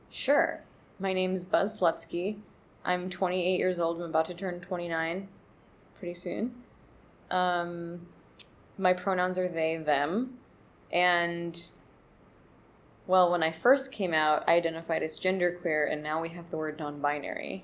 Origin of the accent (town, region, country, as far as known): Montclair, New Jersey, United States; born or raised there; also born or lived in Overland Park, Kansas; now in Brooklyn, United States